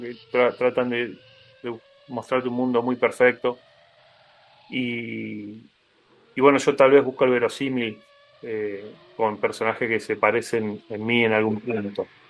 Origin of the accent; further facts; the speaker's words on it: Argentina; como latinoamericano y sobre todo como argentino